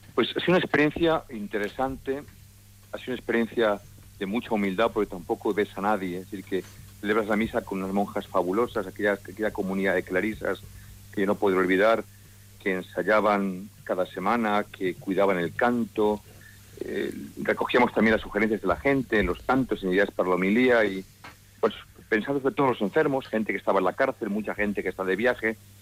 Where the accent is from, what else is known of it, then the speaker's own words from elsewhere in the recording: Madrid, Community of Madrid, Spain; Mi párroco fue una bendición de Dios en la parroquia donde nací, en Santa María la Blanca, en Canillejas